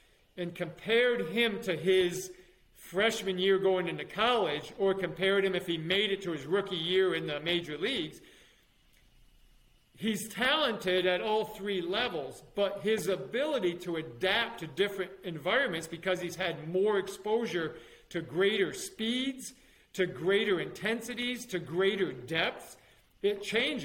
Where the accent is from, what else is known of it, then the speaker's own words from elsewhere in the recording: New York, United States; moved away as an adult; also born or lived in Alabama / Florida; my home state of New York